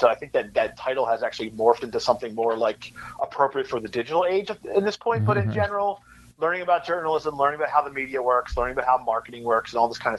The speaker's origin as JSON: {"language": "English", "town": "Glassboro", "region": "New Jersey", "country": "United States", "tie": "born or raised there", "said": "I'm a Jersey kid. I was, like I said, born in South Jersey, currently live in Central Jersey"}